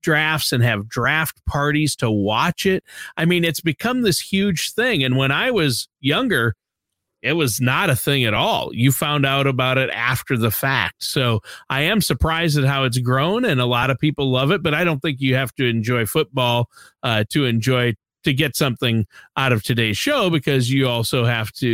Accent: Minnesota, United States; moved away; I grew up in Minnesota

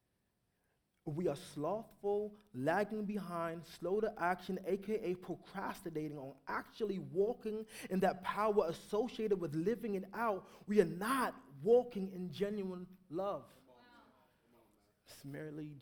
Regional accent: New York, United States; I grew up in New York, so it was like a war zone

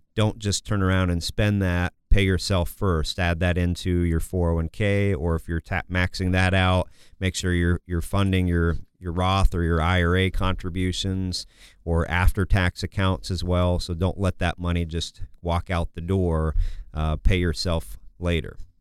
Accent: Kansas, United States; also born or lived in Massachusetts; now in Minnesota, United States; I was born in Massachusetts, grew up in Kansas

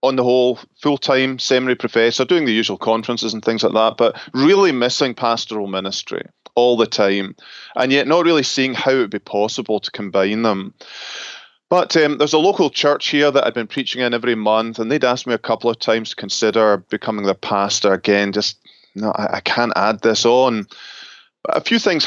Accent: Scotland, United Kingdom; moved away as an adult; also born or lived in Northwest Highlands; now in Grand Rapids, United States; originally from Scotland, where I was born and brought up

